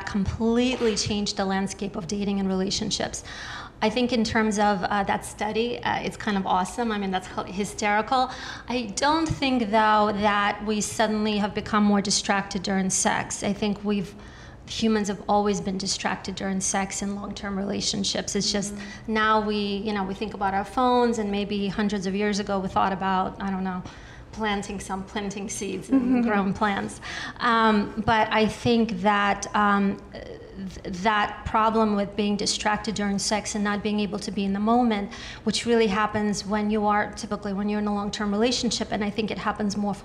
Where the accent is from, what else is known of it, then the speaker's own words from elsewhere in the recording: United States; I grew up in the New York, New Jersey area.